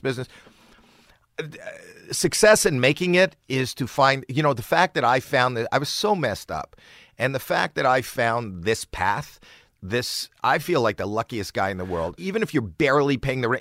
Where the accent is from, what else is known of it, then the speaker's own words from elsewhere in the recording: Toronto, Ontario, Canada; moved away; I'm from Toronto